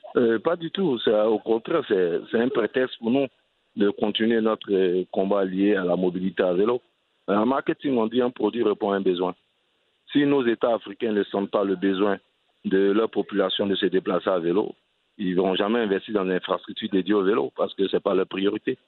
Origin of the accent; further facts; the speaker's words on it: Abidjan, Côte d’Ivoire; also born or lived in southern Comoé (Grand-Bassam, Aboisso); je suis originaire du sud Comoué, la région de Bassam et Aboisseau. Et je suis né à Abidjan, dans une commune euh, cosmopolite qui s'appelle Crècheville. Et au quartier, on avait un seul vélo